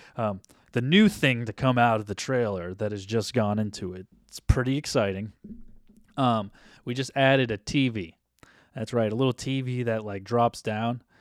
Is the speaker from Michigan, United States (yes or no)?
no; New Hampshire, United States; now in Los Angeles, United States; I grew up in New Hampshire, but live in LA.